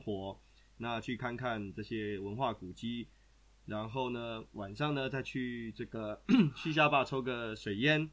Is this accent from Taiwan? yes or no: yes; Taiwan; now in Austria; 对我们台湾人来说